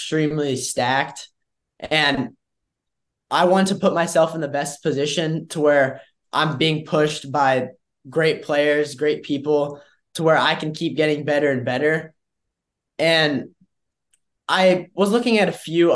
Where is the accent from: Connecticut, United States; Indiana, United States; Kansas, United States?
Indiana, United States; I'm from Indiana